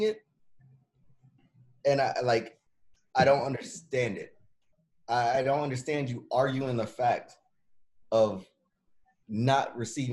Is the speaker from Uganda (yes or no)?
no; United States; I'm just a fucking American. At the end of the day, I'm an American